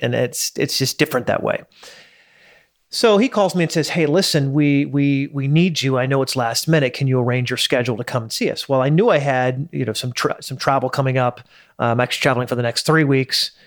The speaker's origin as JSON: {"language": "English", "country": "United States", "said": "I'm an American in Dubai"}